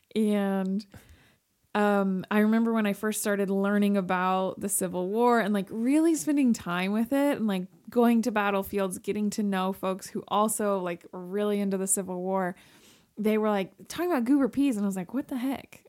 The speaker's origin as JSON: {"language": "English", "region": "Pacific Northwest", "country": "United States", "tie": "born or raised there", "said": "born and raised in the West, like the Pacific Northwest"}